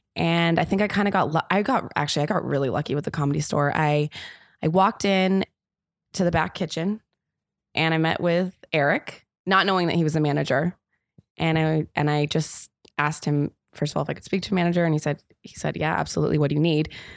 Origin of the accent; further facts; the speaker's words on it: Los Angeles, California, United States; moved away as an adult; also born or lived in London / New York; now in Los Angeles, United States; I'm from Los Angeles originally, and then I moved to London when I was eighteen